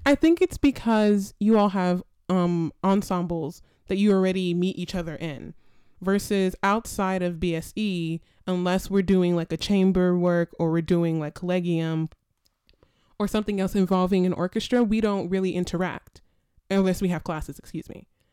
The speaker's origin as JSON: {"language": "English", "town": "Little Rock", "region": "Arkansas", "country": "United States", "moved": "as an adult", "lives_now": "Rochester, United States", "said": "I'm originally from Little Rock, Arkansas"}